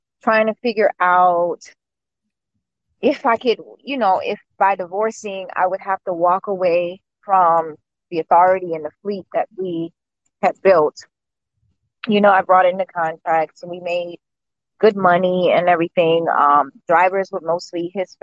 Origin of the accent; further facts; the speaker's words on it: Washington, District of Columbia, United States; now in Raleigh, United States; I'm from DC.